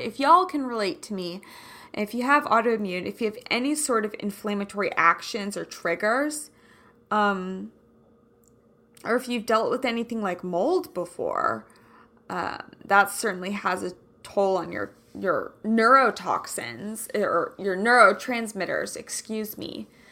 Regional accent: Kansas City, United States; I'm from Kansas City

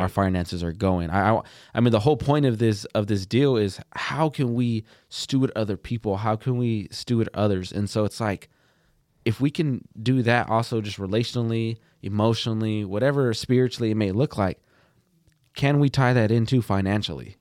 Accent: Plainview, Texas, United States; I'm from Plainview, Texas.

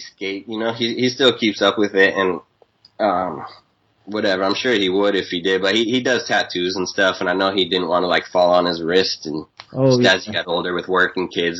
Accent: Waltham, Massachusetts, United States; now in San Diego, United States; I was born in Waltham

